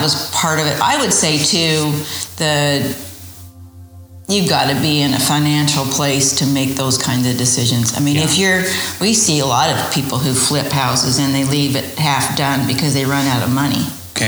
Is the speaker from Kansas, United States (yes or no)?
no; Idaho, United States; also born or lived in Utah / St. Louis, Missouri / Buffalo, New York; now in Texas, United States; I was born and raised in Idaho